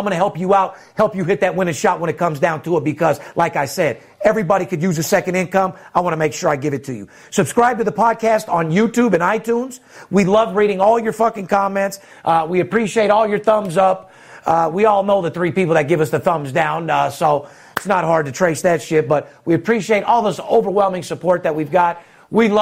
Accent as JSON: {"language": "English", "town": "North Las Vegas", "region": "Nevada", "country": "United States", "tie": "born or raised there", "said": "I'm third generation born and raised in Las Vegas"}